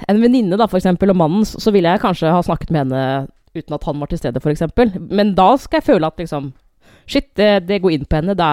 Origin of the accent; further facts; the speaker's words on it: Norway; vi er nordmenn.